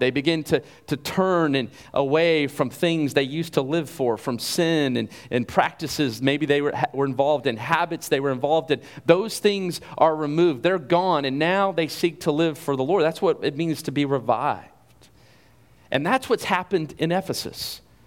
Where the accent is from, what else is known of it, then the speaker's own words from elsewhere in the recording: Carrollton, United States; I grew up here in Carrollton